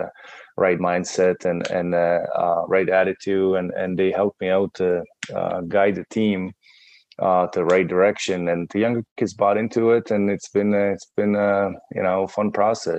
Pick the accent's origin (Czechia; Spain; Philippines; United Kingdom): Czechia; English is a second language; moved away; I came from Czech Republic